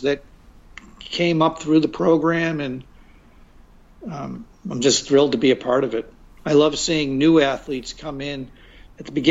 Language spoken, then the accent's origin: English; Revere, Massachusetts, United States; moved away as an adult; also born or lived in Chicago, Illinois; now in Los Angeles, United States; I grew up in Boston and grew up in a city called Revere, which is North Side, primarily Italians